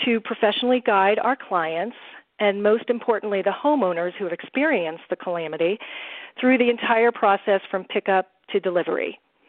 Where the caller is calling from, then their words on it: Colorado, United States; We are calling from sunny Colorado.